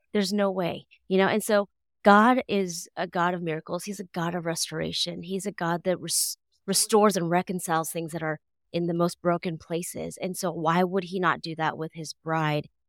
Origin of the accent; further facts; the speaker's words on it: United States; I was born here, born and raised here, as American as, as they, as they get